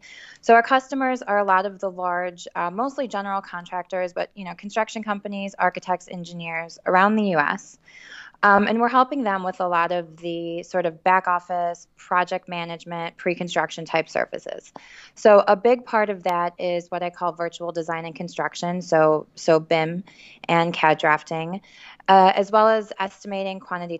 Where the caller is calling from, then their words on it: Chicago, Illinois, United States; We're based in Chicago, so I'm calling you from the Windy City.